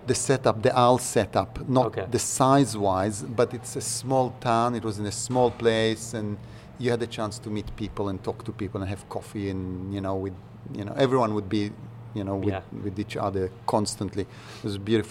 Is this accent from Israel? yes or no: yes; Israel; moved away as an adult; now in Australia; I'm from Israel originally. I grew up in Israel.